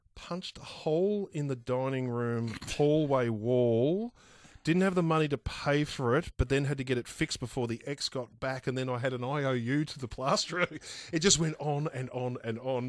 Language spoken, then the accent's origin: English; Bacchus Marsh, Victoria, Australia; I grew up in Bacchus Marsh